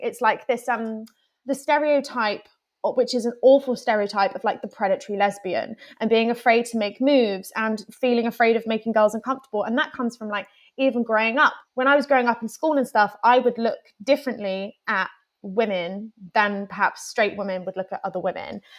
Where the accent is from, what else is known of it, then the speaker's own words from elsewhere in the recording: Plymouth, South West England, United Kingdom; moved away as an adult; now in London, United Kingdom; originally, I'm from Plymouth, which is a smallish town, um, in the southwest of England.